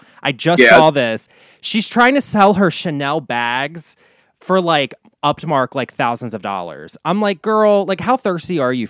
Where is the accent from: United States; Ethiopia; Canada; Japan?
United States; Baltimore, Maryland; It's shot in East Baltimore, like in my hometown of Havity Race.